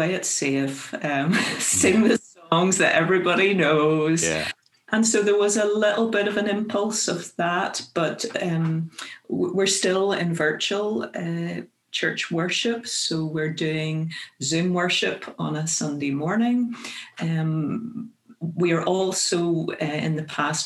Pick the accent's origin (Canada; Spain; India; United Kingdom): United Kingdom; County Armagh, Northern Ireland; moved away as an adult; also born or lived in Kenya; now in Grand Rapids, United States; I am originally from County Armagh in Northern Ireland and grew up there